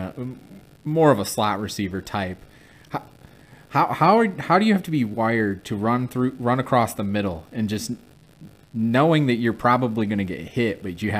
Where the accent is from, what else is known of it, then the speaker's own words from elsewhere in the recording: Michigan, United States; I'm from Michigan myself